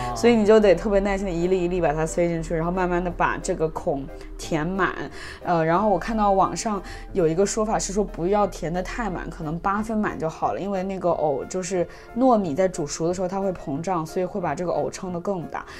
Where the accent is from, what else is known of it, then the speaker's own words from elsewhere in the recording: Wuhan, Hubei, China; moved away; 我是武汉人嘛，然后我从小吃了很多湖北菜